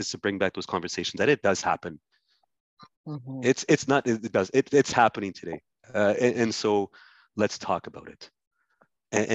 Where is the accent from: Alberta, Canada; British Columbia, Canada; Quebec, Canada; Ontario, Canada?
Ontario, Canada; Ottawa; I grew up in Ottawa, born and raised in Ottawa.